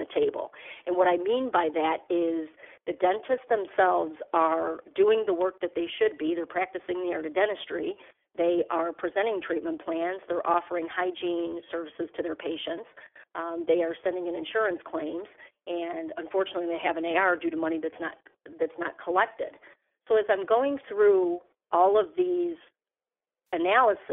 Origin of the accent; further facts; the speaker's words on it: Chicago, Illinois, United States; also born or lived in East Coast; I'm actually originally from Chicago, but I took a hiatus on the East Coast. I came back to Chicago